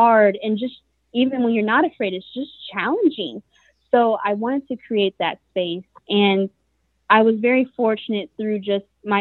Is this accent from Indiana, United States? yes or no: yes; Fort Wayne, Indiana, United States; also born or lived in Atlanta, Georgia; born and raised in Fort Wayne, Indiana